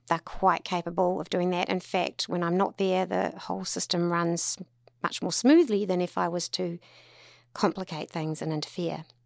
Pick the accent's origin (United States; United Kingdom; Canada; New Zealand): New Zealand; Tauranga, Bay of Plenty; also born or lived in Auckland; born and bred in Tauranga